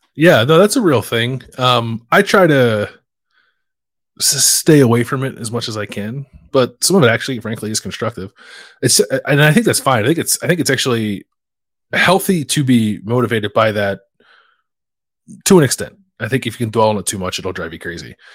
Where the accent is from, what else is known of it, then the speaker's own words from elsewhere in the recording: Philadelphia, Pennsylvania, United States; moved away; I have three guys that I grew up with in Philly